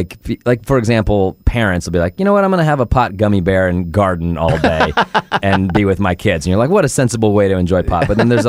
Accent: Denver, Colorado, United States; Yeah, I'm from Denver.

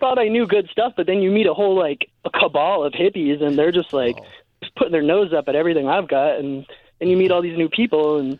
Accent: New Hampshire, United States; now in Florida, United States; I'm from New Hampshire.

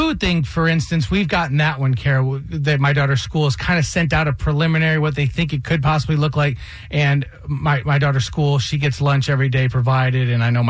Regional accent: Michigan, United States; now in Atlanta, United States; I grew up in Michigan

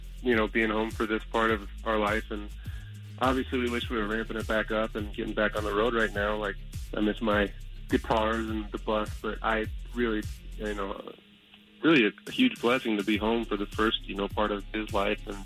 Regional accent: Chicago, Illinois, United States; moved away; I'm from Chicago

